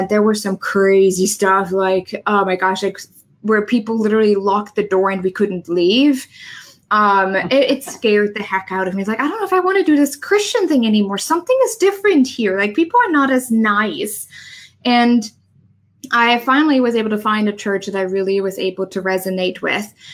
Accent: Germany; English is a second language; moved away as an adult; now in United States; I'm originally from Germany. I moved here to the US about nine years ago

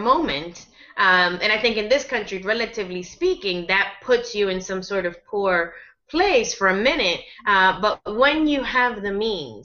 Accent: United States; I speak as an American

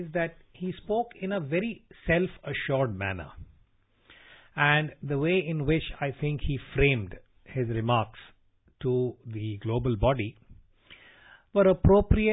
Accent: India; as an Indian citizen

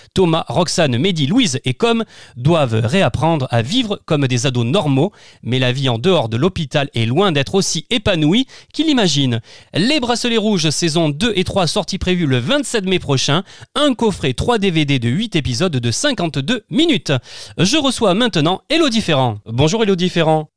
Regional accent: Camargue, Provence-Alpes-Côte d'Azur, France; je suis natif de la Camargue

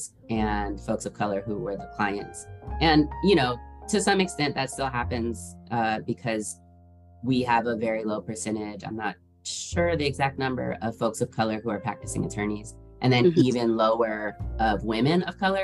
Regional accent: Seattle, Washington, United States; moved away as an adult; now in Atlanta, United States; I live in Atlanta. I'm from Seattle, Washington.

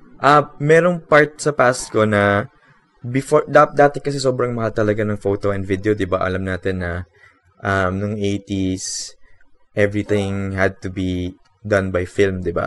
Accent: Philippines; Watashi wa Philippine Jin. I am Filipino.

